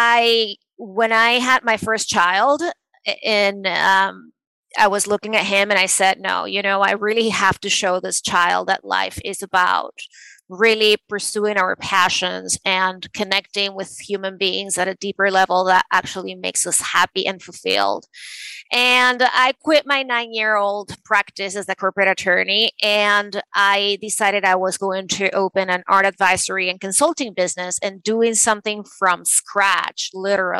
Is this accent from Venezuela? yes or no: yes; Venezuela; moved away as an adult; also born or lived in New York City, United States; now in New York, United States; I was born and raised in Venezuela, and I moved to the States to pursue a law degree.